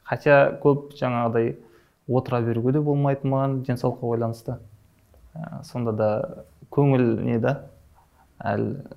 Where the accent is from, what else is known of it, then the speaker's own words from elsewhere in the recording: Shymkent, Kazakhstan; also born or lived in Almaty; дүниеге келгенмін шымкент қаласының тумасымын ыыы ә, екі мың оныншы жылы мектепті бітірдім қазақ түрік лицейін шымкенттегі